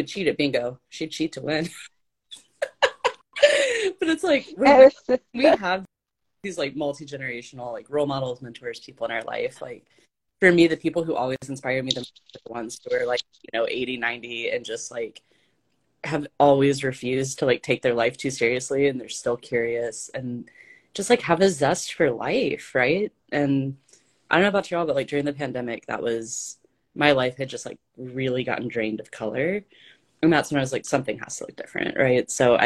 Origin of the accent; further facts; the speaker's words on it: ASR gives Argentina, the South, United States; accent: Southern belle; moved away; I'm from Argentina. I grew up in the South